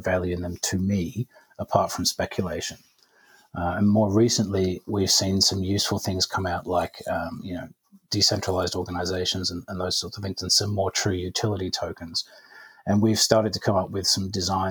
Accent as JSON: {"language": "English", "area": "Cornwall", "region": "South West England", "country": "United Kingdom", "tie": "born or raised there", "said": "I grew up in Cornwall in the UK"}